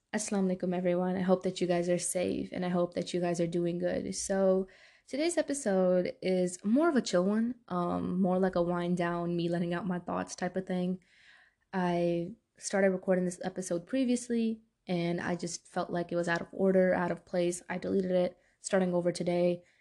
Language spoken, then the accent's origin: English; New York City, New York, United States; moved away; Growing up in Brooklyn, New York